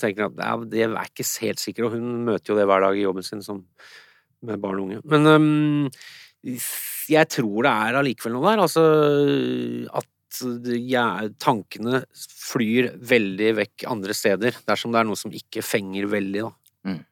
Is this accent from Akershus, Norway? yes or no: yes; Nesodden, Akershus, Norway; Når jeg vokste opp um, på Nesodden